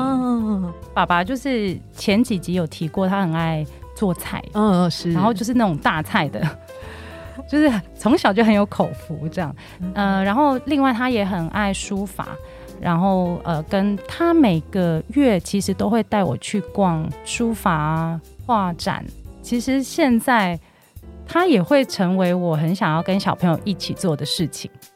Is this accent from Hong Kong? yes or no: yes; Hong Kong; moved away; 其实我是香港人，之前在香港从事创意行销的工作。